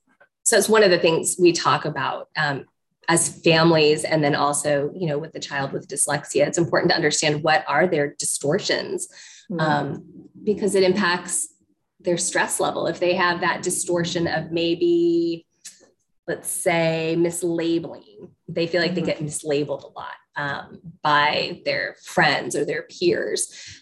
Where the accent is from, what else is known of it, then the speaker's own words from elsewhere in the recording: Egypt; So I was growing up in Egypt, and my dad was a medical researcher